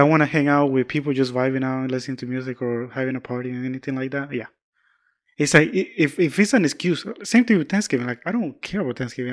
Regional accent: Georgia, United States; moved away; I'm from the South, deep South

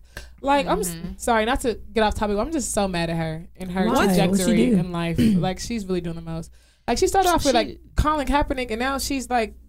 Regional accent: Nigeria; especially being Nigerian

